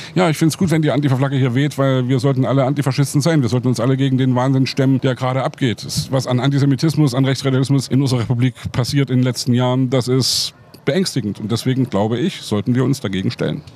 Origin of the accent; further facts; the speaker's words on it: Leipzig, Saxony, Germany; born or raised there